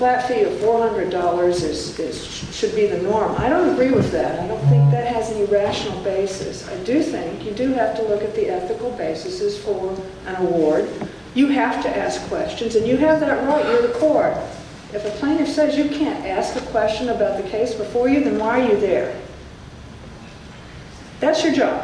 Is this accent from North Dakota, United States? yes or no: no; Southern Arizona, United States; I'm from Southern Arizona